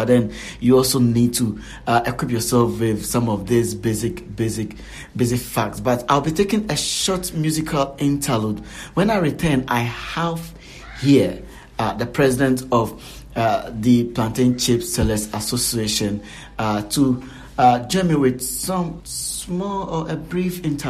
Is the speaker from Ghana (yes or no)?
yes; Ghana; as a Ghanaian